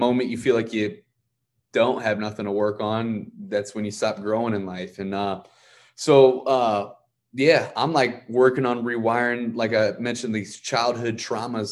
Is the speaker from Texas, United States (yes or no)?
no; Ferguson, Missouri, United States; I'm from Ferguson, Missouri.